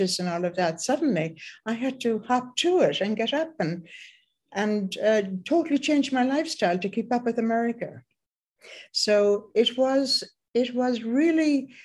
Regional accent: Ireland; I was born in Ireland, and by the time I was 21

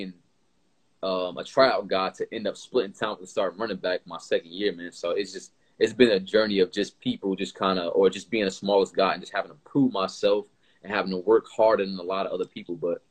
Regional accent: Irvington, New Jersey, United States; also born or lived in Newark, New Jersey / Tampa, Florida; I was born in North, and my family's from North, but I moved to Irvington

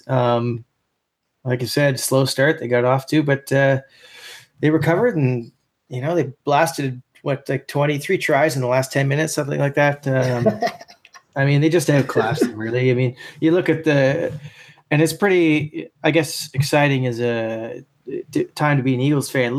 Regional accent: Canada; as a Canadian

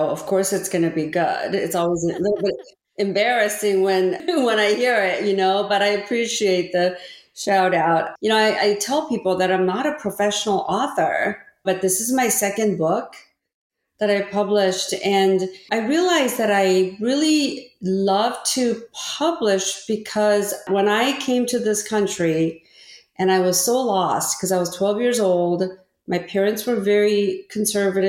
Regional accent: Orange County, California, United States; first language Korean; English is a second language; also born or lived in Korea; my family immigrated from Korea to California. And I didn't speak any English and grew up in Orange County

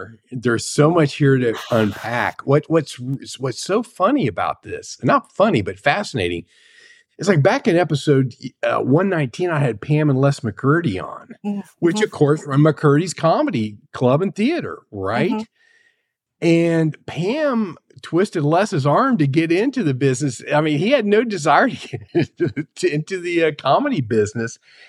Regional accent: Cincinnati, Ohio, United States; And I come from the Cincinnati area

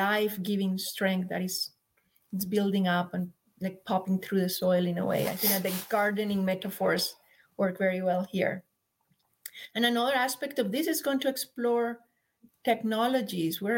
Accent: Colombia; moved away as an adult; also born or lived in San Jose, United States; now in Mount Shasta, United States; we're from Colombia

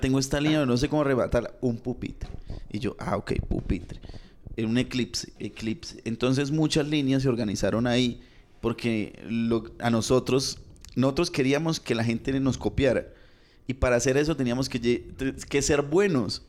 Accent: Bucaramanga, Santander, Colombia; nosotros somos de Bucaramanga

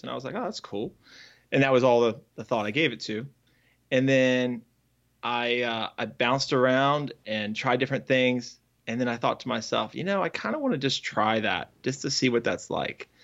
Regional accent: Northern Virginia, United States; now in Raleigh, United States; I grew up in Northern Virginia

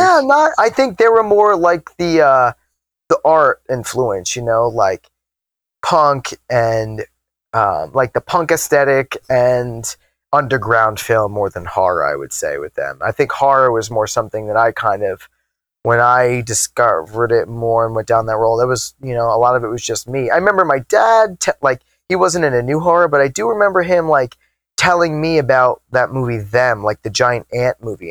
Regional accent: Long Island, New York, United States; growing up on Long Island, the city is just a train ride away

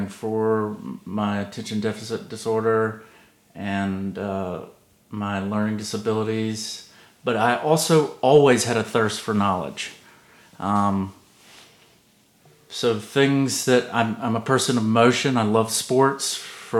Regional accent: Savannah, Georgia, United States; also born or lived in Atlanta, Georgia; I'm from the South

